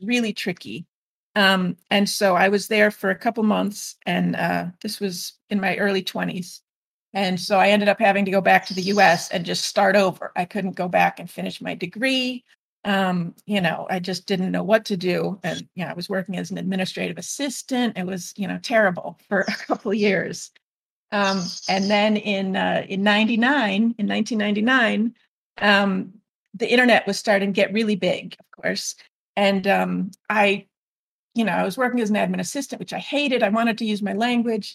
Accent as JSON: {"language": "English", "region": "northwest suburbs of Illinois", "country": "United States", "moved": "as an adult", "lives_now": "Guadeloupe", "said": "the northwest suburbs of Illinois, the U.S."}